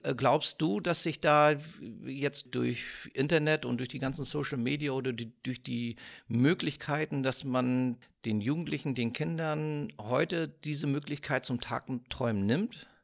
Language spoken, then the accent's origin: German; Northern Germany, Germany; als Norddeutscher